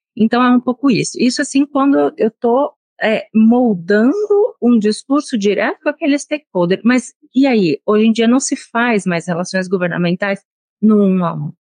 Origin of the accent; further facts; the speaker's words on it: São Paulo, Brazil; moved away as an adult; now in Brasília, Brazil; eu sou de São Paulo